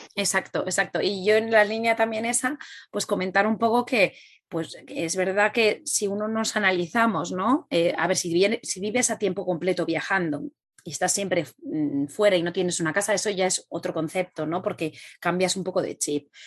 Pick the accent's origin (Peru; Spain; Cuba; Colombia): Spain; tanto Rebeca como yo, somos españolas